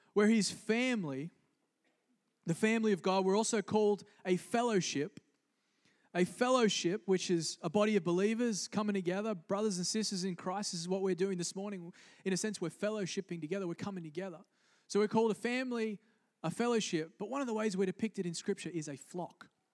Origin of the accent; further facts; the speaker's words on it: Australia; moved away; I grew up in Australia